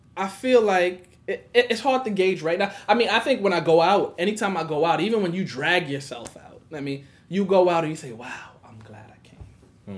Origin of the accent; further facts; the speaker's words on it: New York City, New York, United States; I grew up in Brownsville. I've been in Brooklyn all of my life